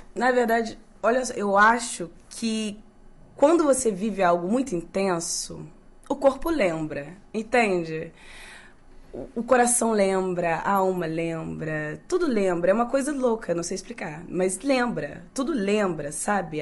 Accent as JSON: {"language": "Portuguese", "town": "Volta Redonda", "region": "Rio de Janeiro", "country": "Brazil", "said": "Eu sou de Volta Redonda. Volta Redonda é o interior do Rio, do, do, do país, do Brasil."}